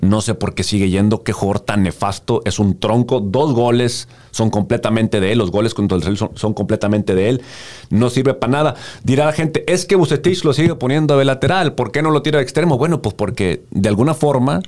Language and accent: Spanish; Mexico; como mexicanos